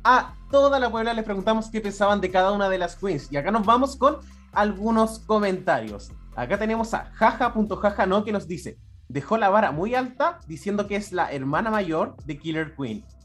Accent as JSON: {"language": "Spanish", "country": "Chile", "said": "nosotros como chilenos"}